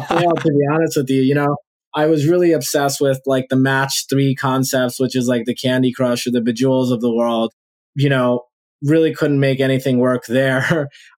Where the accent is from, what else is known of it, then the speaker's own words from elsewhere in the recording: New Orleans, Louisiana, United States; now in Los Angeles, United States; people in Louisiana, my home state